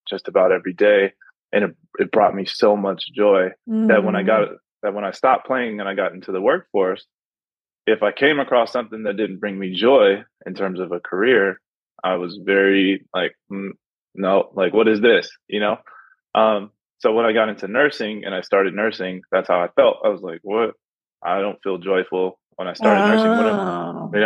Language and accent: English; Pasadena, California, United States; also born or lived in Los Angeles; I was born in Los Angeles. I was raised in Pasadena